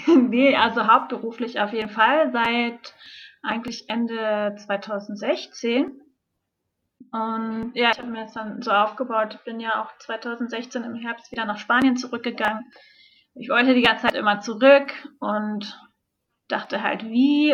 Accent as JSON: {"language": "German", "region": "Hamburg", "country": "Germany", "moved": "yes", "said": "ich komme aus Hamburg ursprünglich"}